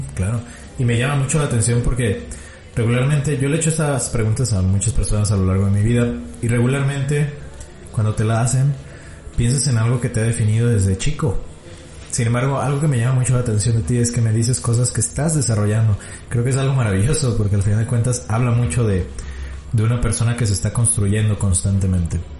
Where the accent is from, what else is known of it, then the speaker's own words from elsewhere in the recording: Mexico; como mexicano